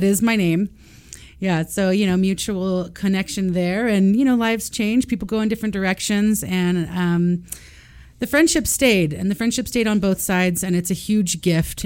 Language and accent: English; Austin, Texas, United States; I grew up in Austin, Texas